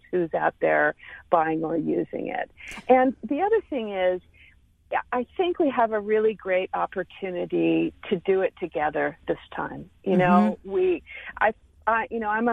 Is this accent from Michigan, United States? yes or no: no; Texas, United States; I'm a Texan